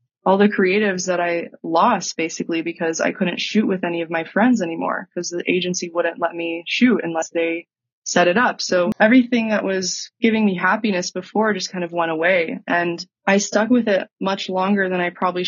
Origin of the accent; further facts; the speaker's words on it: Texas, United States; moved away as an adult; also born or lived in Utah; I grew up in Texas